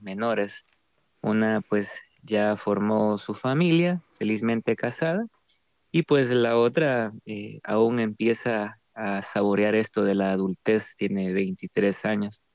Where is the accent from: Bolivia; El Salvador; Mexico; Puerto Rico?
El Salvador; Santa Tecla, La Libertad; also born or lived in San Salvador; nací en San Salvador, en la capital, pero crecí casi toda mi vida en Santa Tecla, en una ciudad cercana a la capital.